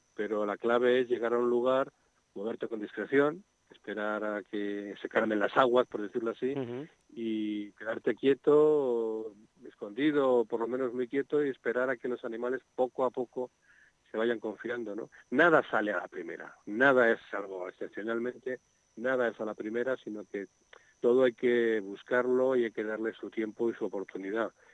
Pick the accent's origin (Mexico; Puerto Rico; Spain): Spain; Madrid, Community of Madrid; now in Segovia, Spain; Yo era un niño urbano, yo soy de Madrid, aunque vivo en Segovia, ¿no? Pero yo era un niño urbano de una barriada de Madrid